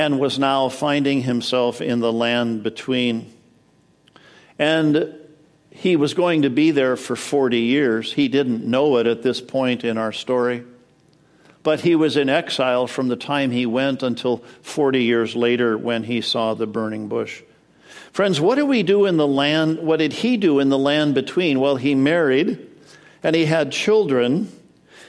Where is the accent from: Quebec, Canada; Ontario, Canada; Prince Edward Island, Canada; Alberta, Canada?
Alberta, Canada; Edmonton; moved away as an adult; also born or lived in Madison, Wisconsin, United States; now in United States; So I was born in Madison, Wisconsin, but when I was 7, we moved to Edmonton, Alberta, Canada.